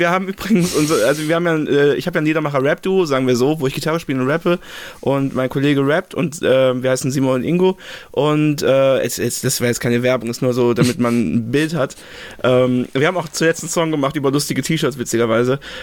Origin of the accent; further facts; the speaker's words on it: Remagen, Rhineland-Palatinate, Germany; ich komme aus Remagen, ne? Remagen hat so 15.000 Einwohner ungefähr. Ähm, ist zwischen Koblenz und Bonn.